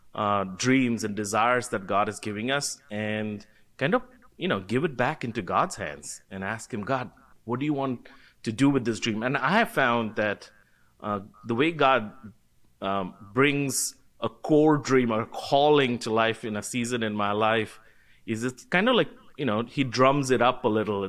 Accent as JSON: {"language": "English", "town": "Kolkata", "region": "West Bengal", "country": "India", "tie": "born or raised there", "said": "I was born and brought up in Calcutta, India."}